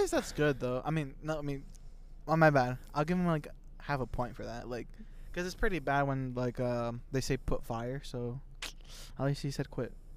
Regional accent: Indiana, United States; we're from Indiana

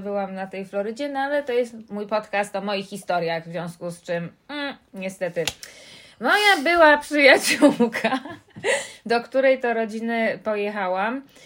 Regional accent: New York, United States; now in Poland; podróż do miasta mojego dzieciństwa, do Nowego Jorku

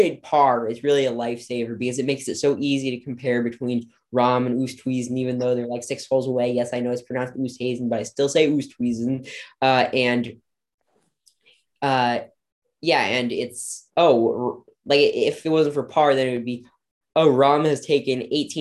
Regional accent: United States; us narrow-minded Americans

